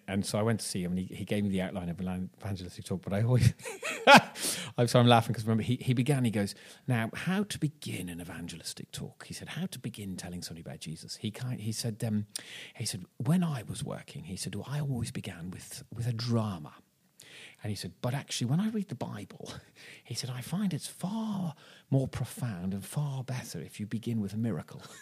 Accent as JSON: {"language": "English", "country": "Ireland", "moved": "yes", "lives_now": "Bristol, United Kingdom", "said": "I'm from Ireland"}